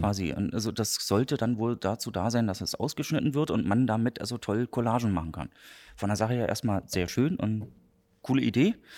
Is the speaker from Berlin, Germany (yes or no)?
yes; Berlin, Germany; accent: Berlin; moved away as an adult; now in Greifswald, Germany; geboren in Berlin, 2007 zum Studium nach Greifswald gekommen